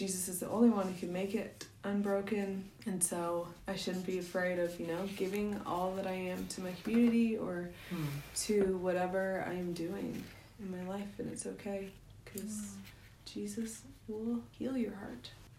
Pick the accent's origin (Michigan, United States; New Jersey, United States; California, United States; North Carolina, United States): California, United States; The whole state of California is the West Coast.